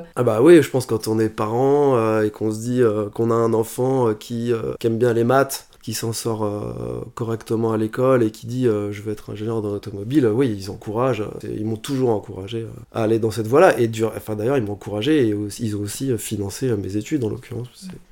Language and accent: French; Asnières-sur-Seine, Île-de-France, France; moved away as an adult; also born or lived in Paris / China / Clichy; now in Lisbon, Portugal; J'ai grandi à Anières sur seine dans la banlieue parisienne